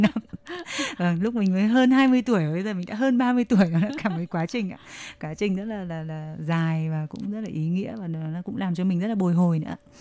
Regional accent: Vietnam; first language Vietnamese; moved away as an adult; also born or lived in Nha Trang; now in China; bọn em sang đây mình là sinh viên nước ngoài rồi tiếng việt của mình là tiếng mẹ đẻ

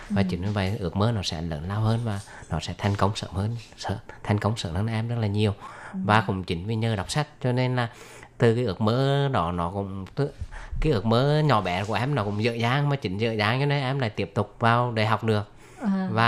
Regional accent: Huế, Thua Thien Hue, Vietnam; đến từ à, Huế của Việt Nam.

